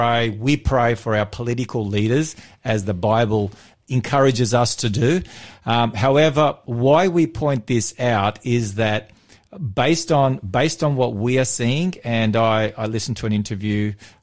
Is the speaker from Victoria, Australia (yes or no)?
yes; Victoria, Australia; born or raised there; moved away